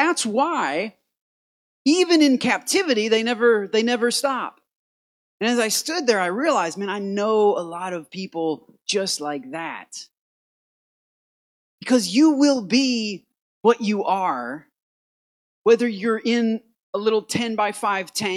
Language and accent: English; Port Huron, Michigan, United States; I'm from Michigan, Port Huron, Michigan. It's right in the knuckle of the thumb